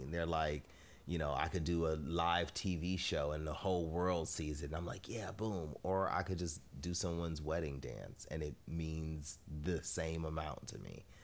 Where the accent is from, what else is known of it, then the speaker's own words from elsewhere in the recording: Inglewood, California, United States; LA, Inglewood all day. Yeah. Um, th- from the time I was born to now, it's still happening. I'm still from Inglewood.